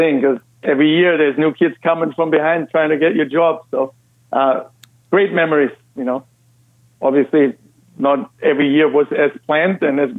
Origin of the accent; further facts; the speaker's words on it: Austria; English is a second language; moved away as an adult; also born or lived in Massachusetts; now in United States; as you can probably hear by my accent, I'm actually Austrian by birth